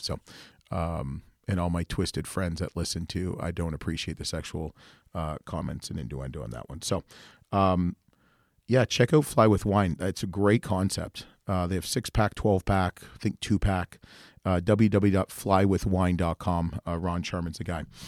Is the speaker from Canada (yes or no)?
yes; Canada; being Canadian